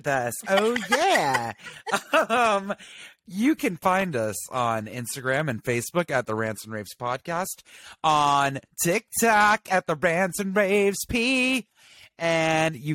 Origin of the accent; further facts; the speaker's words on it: the South, United States; I was raised in the South